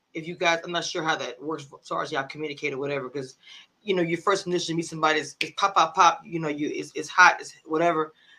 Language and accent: English; small town near Shreveport, Louisiana, United States; I'm from a small town called Nagas, and Shreveport is a city.